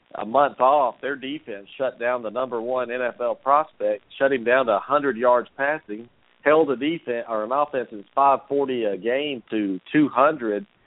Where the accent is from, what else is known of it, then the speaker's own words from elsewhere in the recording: the South, United States; I'm from the South